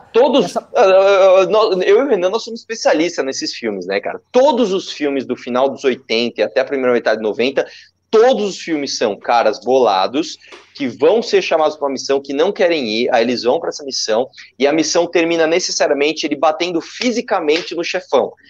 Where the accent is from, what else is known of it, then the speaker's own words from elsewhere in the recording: São Paulo, Brazil; eu sou de São Paulo, mas eu tenho empresa em Guarulhos